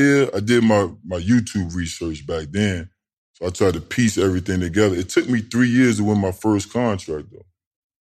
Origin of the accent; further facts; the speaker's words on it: Tidewater, Virginia, United States; I'm from Tidewater.